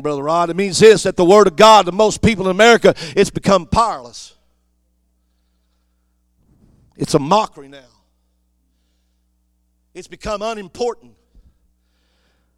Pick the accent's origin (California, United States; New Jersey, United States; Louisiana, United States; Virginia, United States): Louisiana, United States; Cajun; I'm Cajun